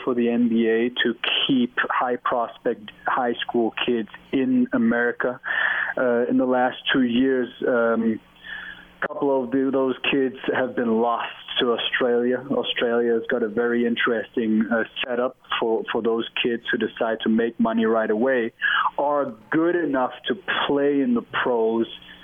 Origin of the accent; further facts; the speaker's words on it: Germany; English is a second language; moved away as an adult; now in Salt Lake City, United States; I'm from Germany